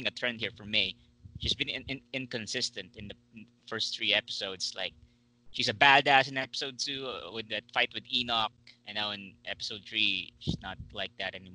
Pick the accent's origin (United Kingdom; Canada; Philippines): Philippines; Me being a Filipino